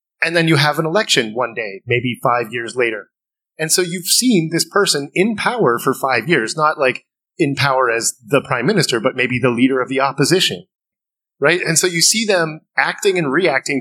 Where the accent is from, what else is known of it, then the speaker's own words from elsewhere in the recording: Canada; as a Canadian